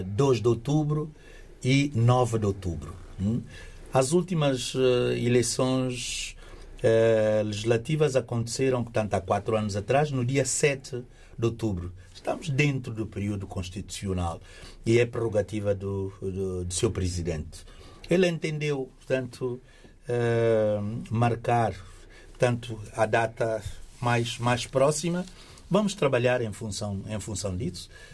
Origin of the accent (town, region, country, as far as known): São Tomé & Príncipe